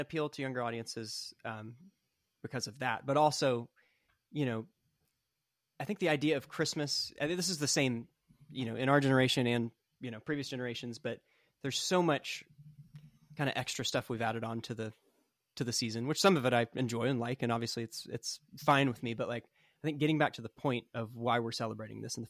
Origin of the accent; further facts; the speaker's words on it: Franklin, Tennessee, United States; my hometown of Franklin, Tennessee. You know, I live about 5 minutes from where they did most of the shooting